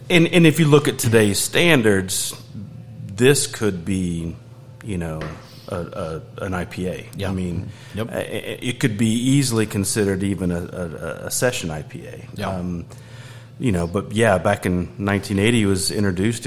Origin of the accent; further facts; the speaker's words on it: Georgia, United States; moved away as an adult; also born or lived in Asheville, North Carolina; I grew up in in Georgia